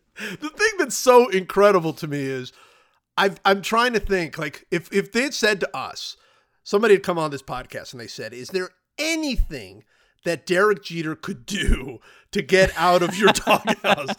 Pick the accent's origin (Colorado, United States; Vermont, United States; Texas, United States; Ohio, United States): Ohio, United States; Cleveland; moved away; also born or lived in Kansas City; I grew up in Cleveland